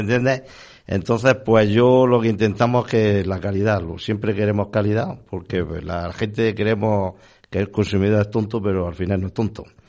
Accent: Region of Murcia, Spain; moved away as an adult; now in Valladolid, Spain; soy murciano. Llevo ya 30 años trabajando aquí.

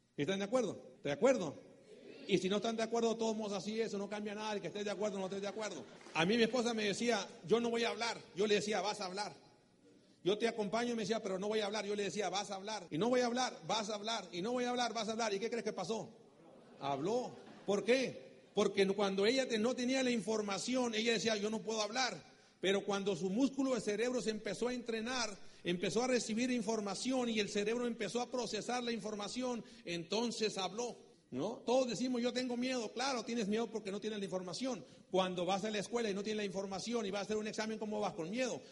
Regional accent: Mexico; soy mexicano

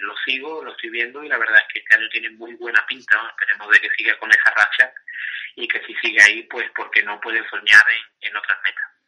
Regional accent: Cádiz, Andalusia, Spain; como gaditano y cadista

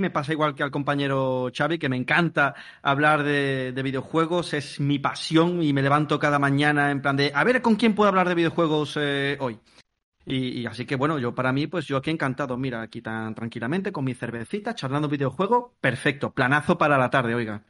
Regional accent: Palma del Río, Andalusia, Spain; moved away as an adult; now in Mallorca, Spain; yo ahora mismo os hablo desde, Mallorca. Pero yo en verdad soy de Palma del Río, Córdoba. Eh, lo que pasa es que, bueno, llevo ya seis años viviendo aquí

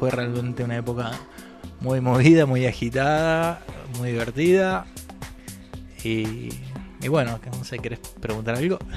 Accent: Córdoba, Argentina; now in Buenos Aires, Argentina; yo que vine de Córdoba, en ese momento estaba estudiando en Córdoba, me vine para acá a Buenos Aires

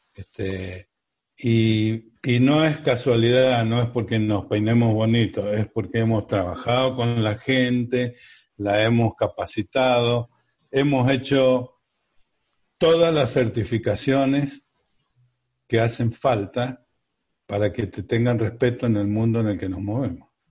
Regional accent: Mendoza, Argentina; somos mendocinos, acá teníamos la empresa

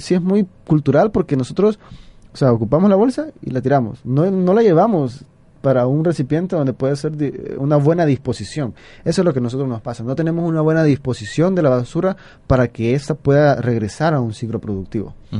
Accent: El Salvador; como nosotros, como salvadoreños

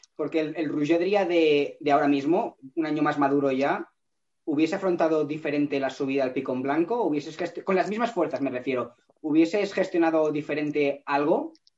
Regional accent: Catalonia, Spain; ambos somos catalanes

